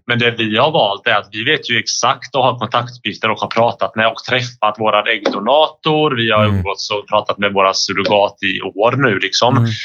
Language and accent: Swedish; Bosnia & Herzegovina; now in Sweden; jag är ju från Bosnien